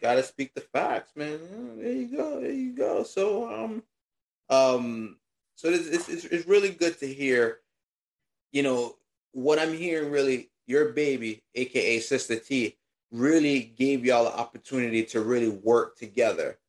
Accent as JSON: {"language": "English", "region": "New York", "country": "United States", "said": "we are from New York"}